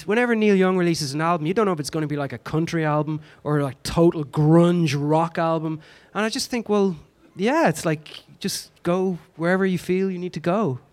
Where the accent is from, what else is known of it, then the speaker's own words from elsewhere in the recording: Ireland; accent: Irish; being Irish and speaking the way